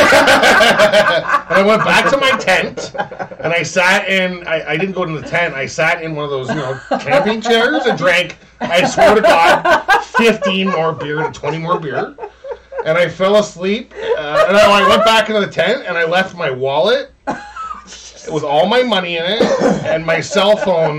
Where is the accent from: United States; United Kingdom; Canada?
Canada; we're Canadian